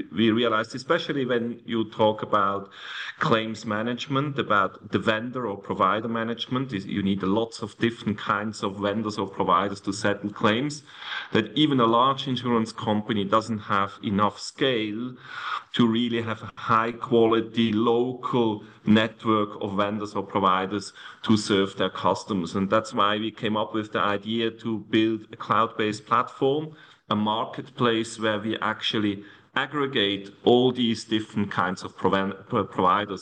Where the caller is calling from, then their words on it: Zug, Switzerland; I'm actually calling from Switzerland, from Zug, a very small town close to uh, Zurich.